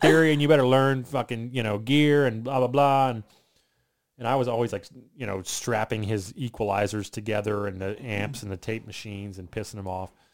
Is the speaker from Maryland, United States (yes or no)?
yes; Southern Maryland, United States; now in Florida, United States; I grew up in Southern Maryland, right outside